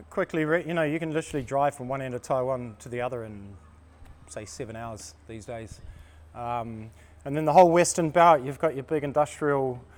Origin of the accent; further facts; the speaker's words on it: Christchurch, Canterbury, New Zealand; moved away; also born or lived in Auckland, New Zealand; I was in Auckland, actually. I'm from Christchurch originally in New Zealand, which is the South Island.